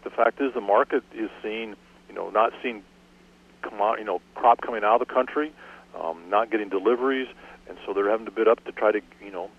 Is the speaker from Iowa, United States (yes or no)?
yes; Iowa, United States; moved away; when we go home for Thanksgiving back to Iowa